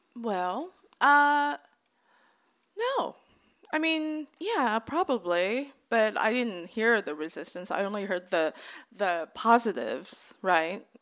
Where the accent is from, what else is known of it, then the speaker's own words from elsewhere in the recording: American South, United States; I grew up in the American South